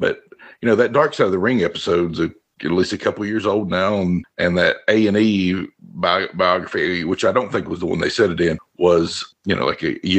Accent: Southwest Virginia, United States; I was from Virginia, I would always say I'm from the Southwest part of Virginia.

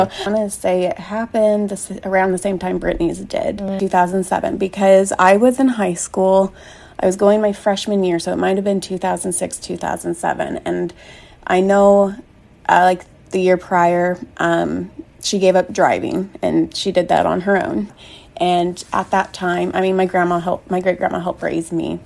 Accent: Kansas City, United States; I'm from Kansas City

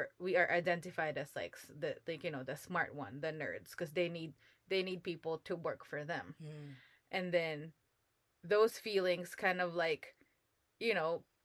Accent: Philippines; moved away as an adult; now in United States; What I studied in the Philippines was Asian history

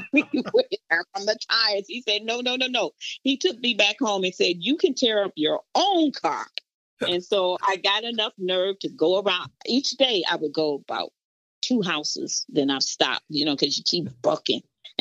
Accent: Detroit, Michigan, United States; a Black girl growing up in Detroit

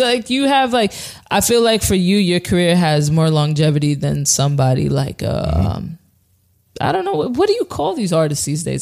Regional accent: New Rochelle, New York, United States; I'm from New Rochelle

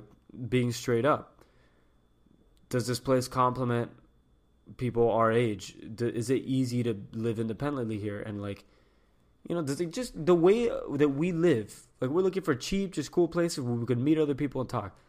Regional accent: Miami, Florida, United States; Miami. In the sense where, like, growing up in the Cuban culture, like, we know how strict it was

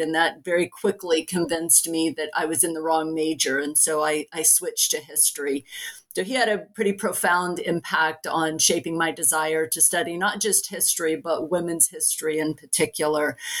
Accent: Oklahoma, United States; I was born and raised in Oklahoma

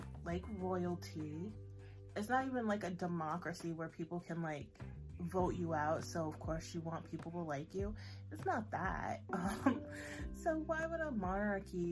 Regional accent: United States; as an American

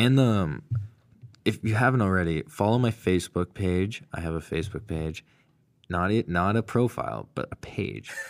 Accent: Massachusetts, United States; I'm from Mass

